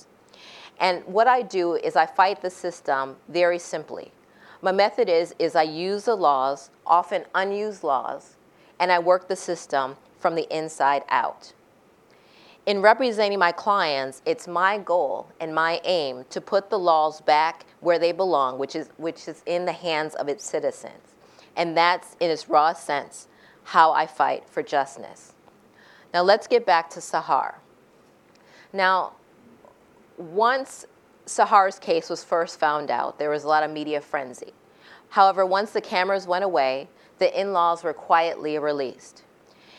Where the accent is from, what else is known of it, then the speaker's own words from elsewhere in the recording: United States; me as an American lawyer